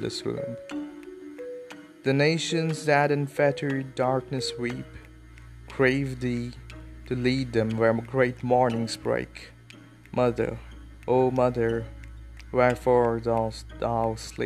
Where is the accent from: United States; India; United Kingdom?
India; we Indians